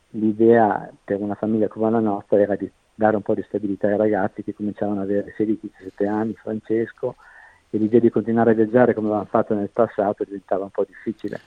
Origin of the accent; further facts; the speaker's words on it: Italy; moved away as an adult; also born or lived in Scotland / Netherlands; now in Australia; abbiamo lasciato l'Italia praticamente nel 96